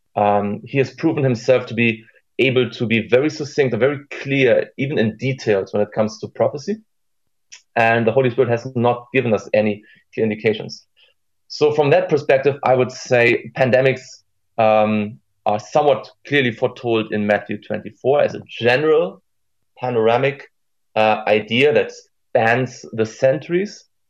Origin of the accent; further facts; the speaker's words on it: Germany; here in our secular Germany